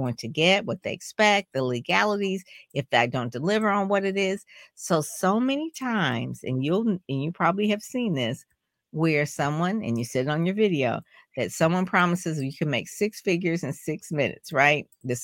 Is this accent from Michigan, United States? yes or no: yes; Detroit, Michigan, United States; I'm from Detroit, like in Motown